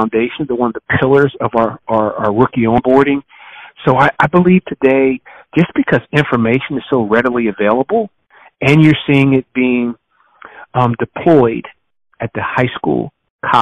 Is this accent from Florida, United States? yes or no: no; Trenton, New Jersey, United States; moved away as an adult; also born or lived in Madison, Wisconsin / Miami / Philadelphia / Buffalo; Born and raised in Trenton, New Jersey